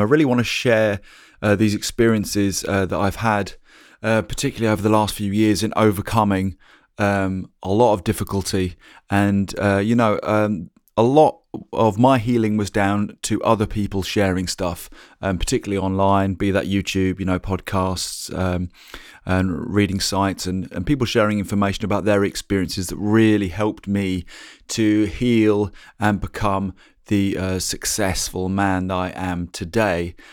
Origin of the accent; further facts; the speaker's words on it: Norwich, East of England, United Kingdom; moved away as an adult; also born or lived in London; we decided to come back to my hometown, um, back here in Norwich